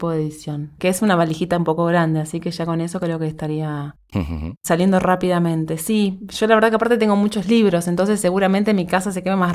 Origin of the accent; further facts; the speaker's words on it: Montevideo, Uruguay; born there; tres chiquilinas del Uruguay, de Montevideo, que es el país donde yo nací